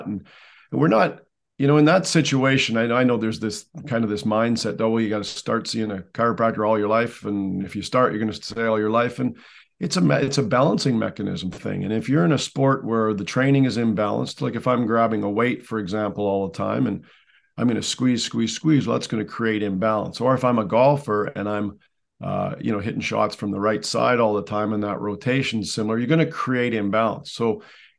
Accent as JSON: {"language": "English", "country": "Canada"}